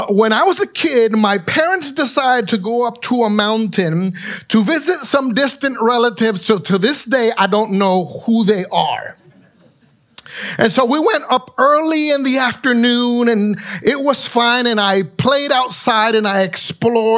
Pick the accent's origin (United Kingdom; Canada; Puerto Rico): Puerto Rico; San Juan; moved away; I grew up in San Juan, Puerto Rico